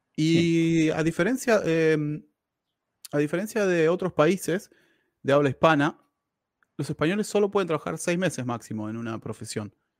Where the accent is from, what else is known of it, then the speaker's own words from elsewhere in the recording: Argentina; moved away; also born or lived in Quilmes / Lima, Buenos Aires; yo soy argentino